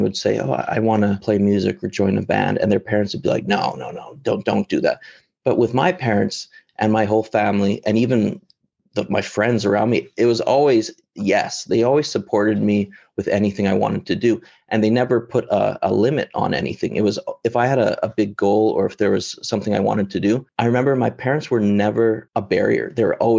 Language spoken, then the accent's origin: English; Lethbridge, Alberta, Canada; moved away as an adult; now in China; growing up in Lethbridge in a smaller city